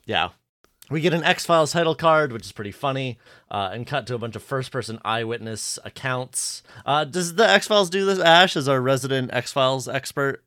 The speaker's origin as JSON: {"language": "English", "country": "Canada", "said": "I'm just Canadian"}